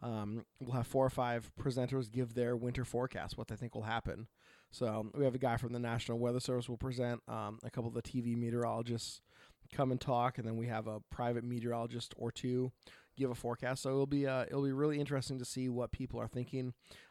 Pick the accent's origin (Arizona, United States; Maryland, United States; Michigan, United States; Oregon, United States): Oregon, United States; So I am … from Oregon.